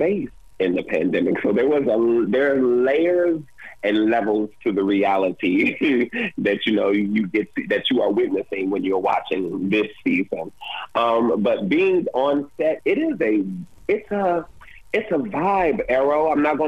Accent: Detroit, Michigan, United States; I'm originally from Detroit, Michigan

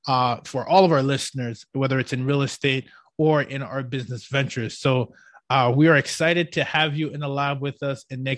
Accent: Ottawa, Ontario, Canada; moved away; I'm from Ottawa.

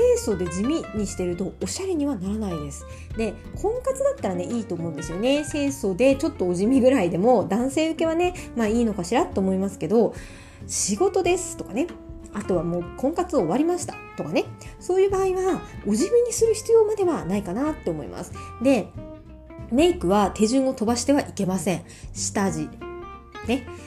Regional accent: Miyazaki, Japan; moved away as an adult; also born or lived in Ibaraki / Tokyo; 私宮崎から上京してる組なので

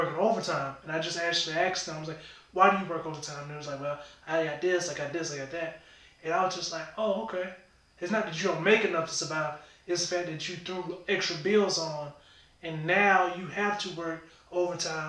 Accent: Winnsboro, South Carolina, United States; moved away; I grew up in Winsboro, South Carolina

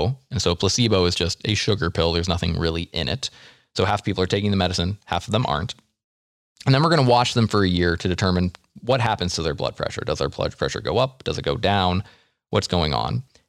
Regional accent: United States; we're American.

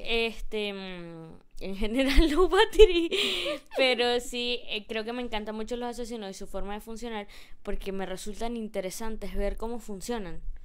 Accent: Gocha, Venezuelan Andes, Venezuela; Soy gocha.

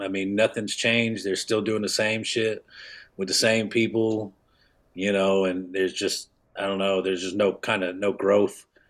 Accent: Kansas City, Missouri, United States; moved away as an adult; also born or lived in Atlanta; I'm from Kansas City

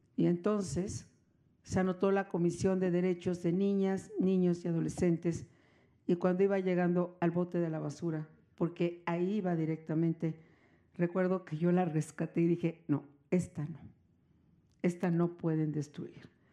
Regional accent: Mexico; podríamos coincidir millones de mexicanos

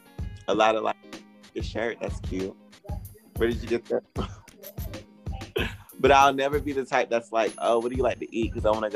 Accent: Anderson, South Carolina, United States; I'm from Anderson, South Carolina. Really small.

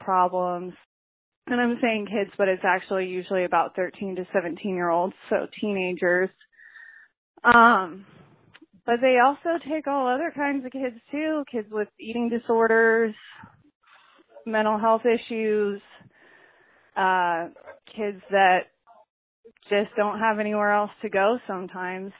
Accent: Texas, United States; I didn't really fit in Texas. I'm from Texas

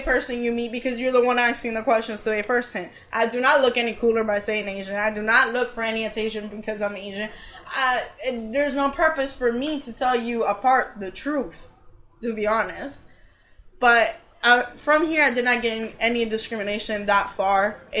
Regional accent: Cuba; born there; I'm not from here, I'm Cuban Japanese, I was born in Cuba.

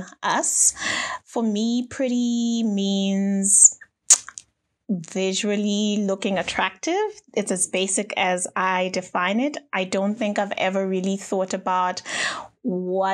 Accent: Botswana; I am from Botswana

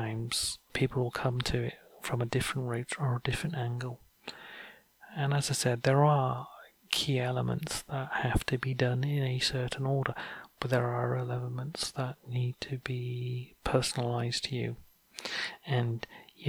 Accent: North Wales, United Kingdom; I grew up in North Wales

